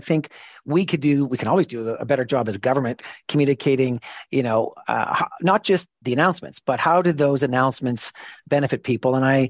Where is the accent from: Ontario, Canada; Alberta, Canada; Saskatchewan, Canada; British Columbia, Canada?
Alberta, Canada; born or raised there